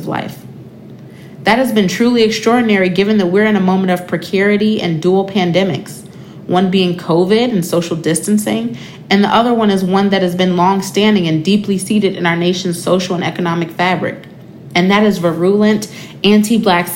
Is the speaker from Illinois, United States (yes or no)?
yes; Chicago, Illinois, United States; I am from the South Side of Chicago, born and bred.